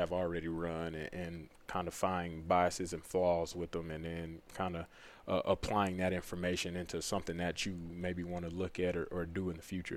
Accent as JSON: {"language": "English", "town": "Pearland", "region": "Texas", "country": "United States", "tie": "born or raised there", "moved": "as an adult", "lives_now": "North Carolina, United States", "said": "my hometown in Pearland, right outside, right on the south side of Houston"}